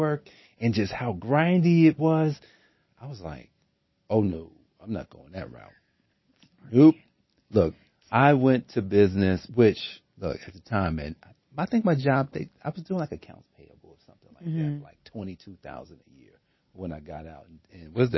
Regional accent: Newark, New Jersey, United States; I grew up in Newark, New Jersey

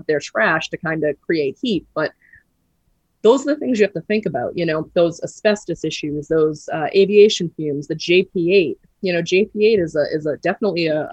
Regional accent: Boston, Massachusetts, United States; I'm from Boston

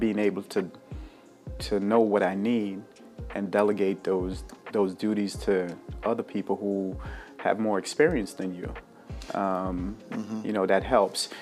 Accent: Jamaica; moved away; also born or lived in Bermuda / New York / Baltimore; I was born in Bermuda, raised in Jamaica

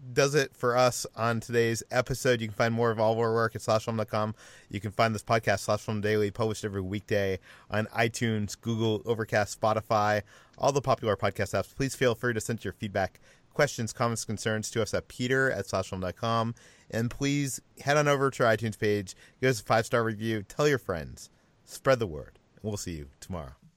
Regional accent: Massachusetts, United States; Uno's is a chain from the East Coast that I grew up with in Massachusetts.

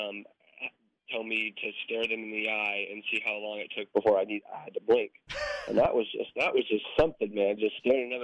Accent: Colorado, United States; moved away as an adult; now in Kansas, United States; growing up in Colorado, you know, I was around the Denver Broncos.

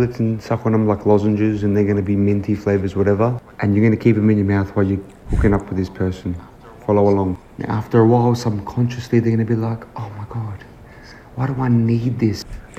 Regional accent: Australia; I'm from Australia

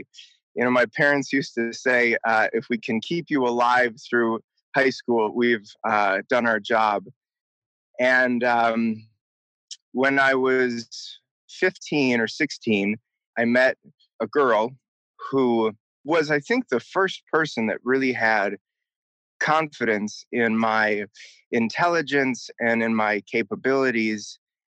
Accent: Milwaukee, Wisconsin, United States; I grew up in Milwaukee, Wisconsin, the second oldest of six kids.

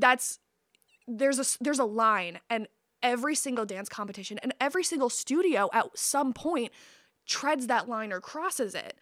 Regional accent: Midland, Michigan, United States; I was born outside of Midland, but I was raised in Midland

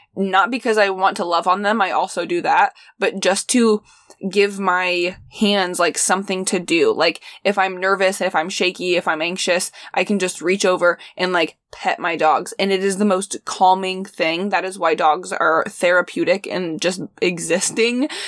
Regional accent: Midwest, United States; growing up in the Midwest

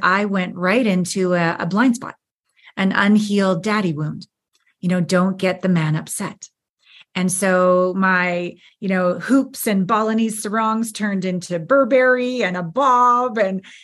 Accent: Canada; moved away as an adult; also born or lived in Los Angeles / Japan / New York; I'm from Canada. I'd moved to LA to be a dancer and a model

